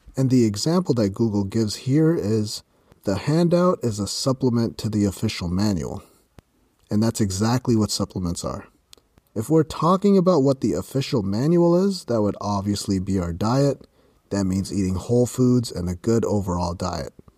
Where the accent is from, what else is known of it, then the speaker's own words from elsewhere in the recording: Canada; I'm from Canada